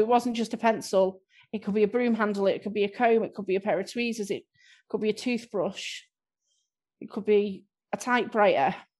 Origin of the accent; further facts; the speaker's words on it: Southport, North West England, United Kingdom; I'm from Southport